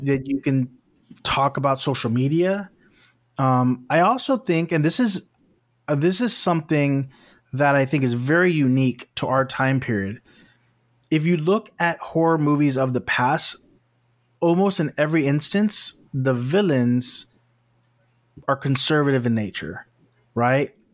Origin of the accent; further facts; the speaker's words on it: South Texas, United States; now in West Coast, United States; I'm from South Texas